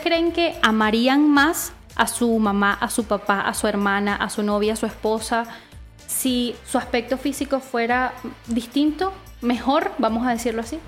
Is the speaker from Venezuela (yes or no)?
yes; Venezuela; moved away as an adult; now in Chile; soy venezolana, eh, viví 21 años en Venezuela y cuando decidí emigrar a Chile